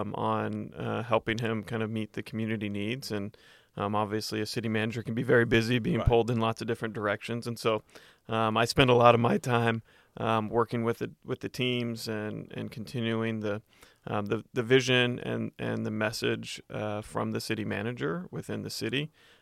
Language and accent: English; Lancaster, California, United States; born there; now in Los Angeles, United States; Well, I was born in Lancaster, California, which is a little bit north of L.A. In California.